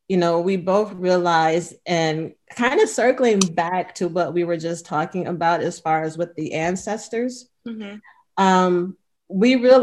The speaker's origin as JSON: {"language": "English", "town": "Cleveland", "region": "Ohio", "country": "United States", "tie": "born or raised there", "moved": "as an adult", "lives_now": "California, United States", "said": "I was born and raised in Cleveland"}